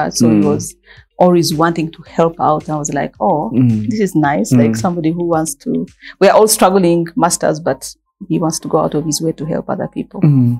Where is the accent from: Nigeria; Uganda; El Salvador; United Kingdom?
Uganda